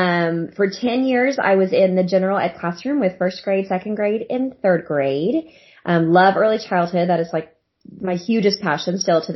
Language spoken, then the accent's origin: English; Norman, Oklahoma, United States; I'm from Norman, Oklahoma.